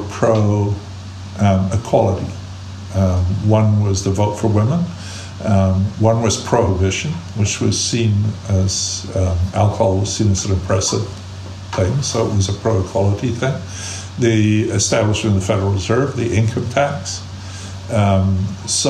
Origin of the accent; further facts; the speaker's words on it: Scotland, United Kingdom; now in United States; I grew up in Scotland